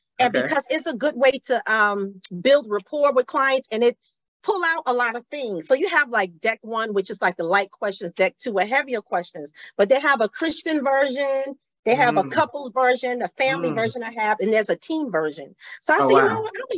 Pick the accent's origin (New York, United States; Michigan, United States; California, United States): New York, United States; New York is my hometown